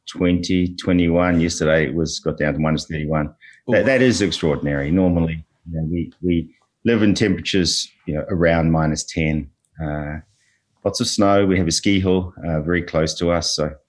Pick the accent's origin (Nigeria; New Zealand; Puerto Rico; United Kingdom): New Zealand; moved away as an adult; also born or lived in Australia; now in Canada; Originally New Zealand. Spent a lot of time in Australia over the last 15 to 20 years learning the mining game as an ex-lawyer, but resident in Canada now for the last 3 years.